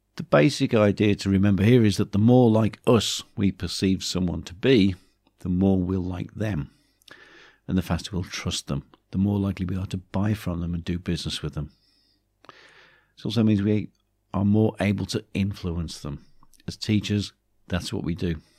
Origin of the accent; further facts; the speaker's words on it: Black Country, West Midlands, United Kingdom; accent: Black Country; moved away; my black country accent comes back too.